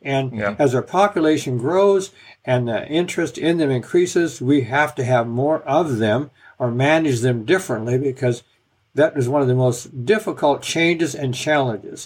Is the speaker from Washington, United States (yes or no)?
yes; Washington, United States; finally moved back to my home state of Washington